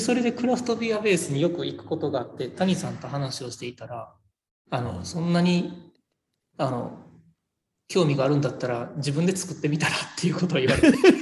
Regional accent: Tawaramoto, Nara, Japan; 奈良生まれの奈良育ちです、はい、ほとんどずっと奈良にいてます、僕は。

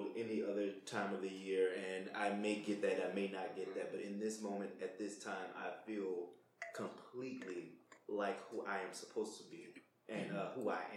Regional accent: South Louisiana, United States; moved away as an adult; also born or lived in Georgia; I'm from South Louisiana

